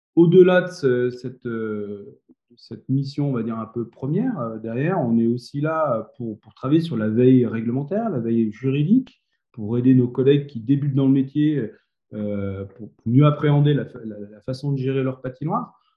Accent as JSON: {"language": "French", "town": "Grenoble", "region": "Auvergne-Rhône-Alpes", "country": "France", "lives_now": "Méribel, France", "said": "je suis grenoblois, donc j'étais plutôt éducateur sportif"}